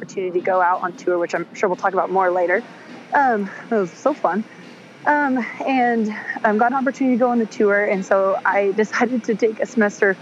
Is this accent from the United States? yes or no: yes; Stanwood, Washington, United States; moved away as an adult; also born or lived in Camano Island, Washington / Kirkland, Washington; now in Nashville, United States; I was born and raised in Stanwood, Kamana area, first on Kamana, and then moved to Stanwood when I was about 6 or 7 years old